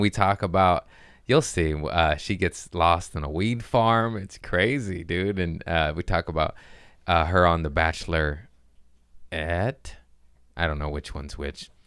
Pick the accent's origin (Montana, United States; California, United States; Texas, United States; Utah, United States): California, United States; Torrance; I grew up in Torrance